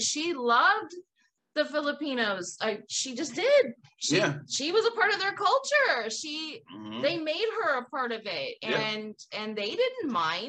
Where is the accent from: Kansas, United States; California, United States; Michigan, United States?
California, United States; the Bay Area; moved away; I grew up in the Bay Area